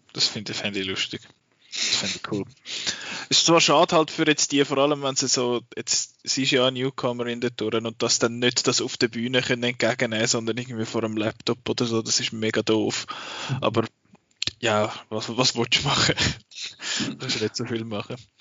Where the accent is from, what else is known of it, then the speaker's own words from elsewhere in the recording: Switzerland; bei uns in der Schweiz